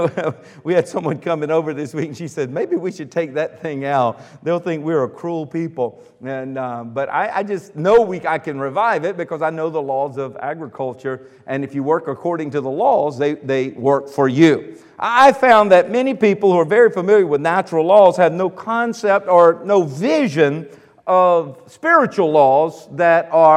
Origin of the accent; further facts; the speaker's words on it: United States; I'm from America. I was born here in America